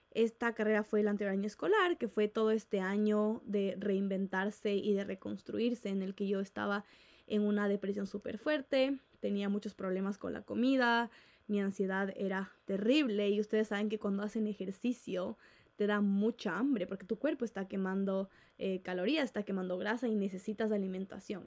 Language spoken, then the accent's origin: Spanish; Ecuador; en Ecuador, donde yo vivo